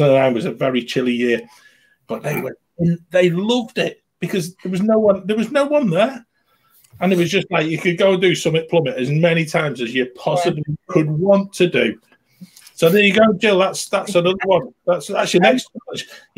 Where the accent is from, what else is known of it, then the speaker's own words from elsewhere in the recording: United Kingdom; I'm British.